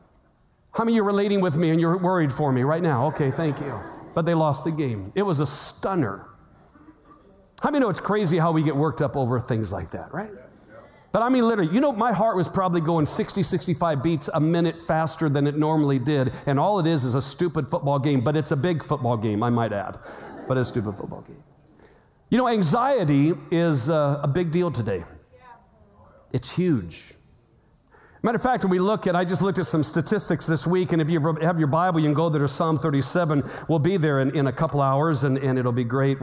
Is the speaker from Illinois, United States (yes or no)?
yes; Illinois, United States; now in Arizona, United States; I'm from Illinois